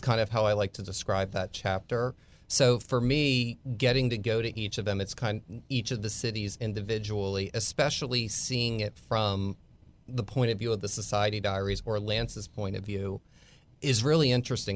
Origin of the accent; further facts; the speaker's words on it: Bucks County, Pennsylvania, United States; moved away as an adult; also born or lived in Philadelphia / Tampa; now in Texas, United States; I grew up about twenty minutes from where Washington crossed the Delaware.